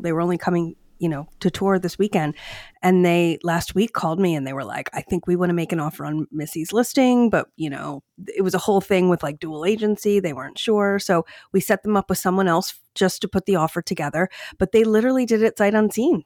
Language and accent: English; Downingtown, Pennsylvania, United States; my hometown of Downingtown